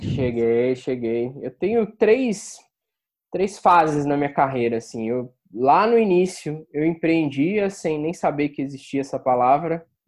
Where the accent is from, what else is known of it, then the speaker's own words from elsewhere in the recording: Rio de Janeiro, Brazil; moved away as an adult; also born or lived in Salvador / São Paulo; sou do Rio. E interior e capital